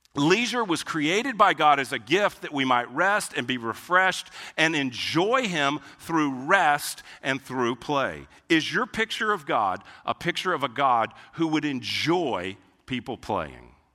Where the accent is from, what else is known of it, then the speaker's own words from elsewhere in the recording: Houston, Texas, United States; I grew up in Houston